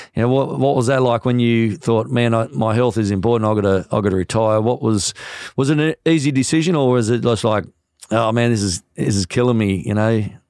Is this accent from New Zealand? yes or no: yes; New Zealand; as a New Zealander